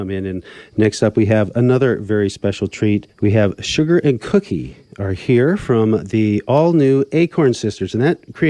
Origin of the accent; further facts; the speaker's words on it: Black Hills of South Dakota, United States; born or raised there